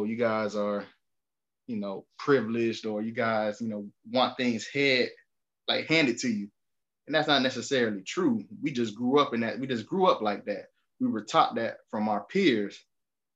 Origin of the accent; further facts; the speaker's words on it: Miami, Florida, United States; growing up in Miami